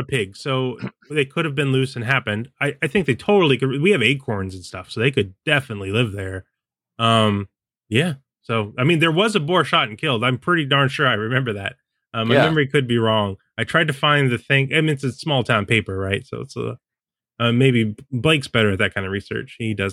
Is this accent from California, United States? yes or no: yes; California, United States; also born or lived in Seattle, United States; I'm from California and Seattle, so yeah, I don't know.